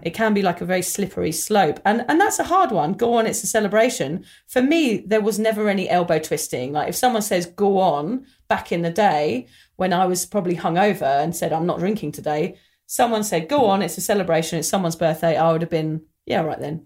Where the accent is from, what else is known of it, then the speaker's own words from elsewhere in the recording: England, United Kingdom; when we were growing up in England in the mid nineties